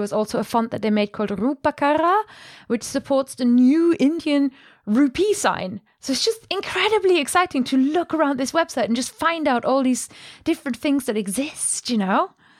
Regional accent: Germany; accent: German; English is a second language; It's my German accent.

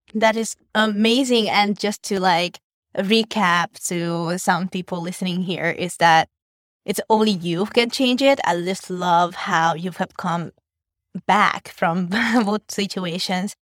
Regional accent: Hungary; born or raised there; now in Vietnam

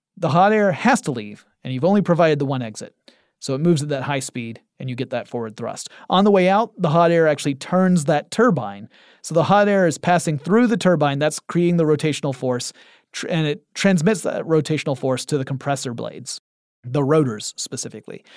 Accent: United States; I am an ignorant American type

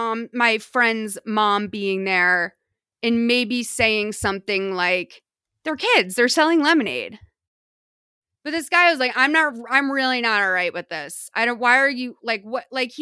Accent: New England, United States; It's a really, really beautiful like feature of growing up in New England.

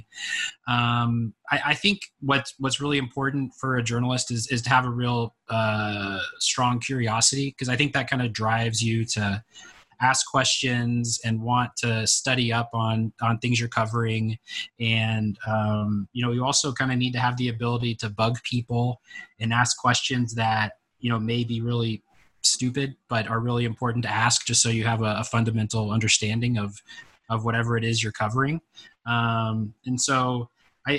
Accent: Texas, United States; moved away as an adult; now in Washington, United States; I'm from Texas originally

